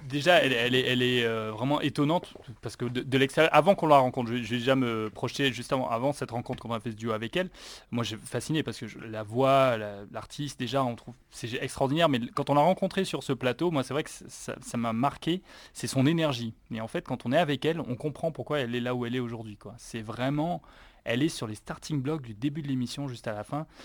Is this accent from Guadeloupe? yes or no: yes; Guadeloupe; peut-être parce que je viens de Guadeloupe et qu'on rigole beaucoup aux Antilles, on aime bien rigoler.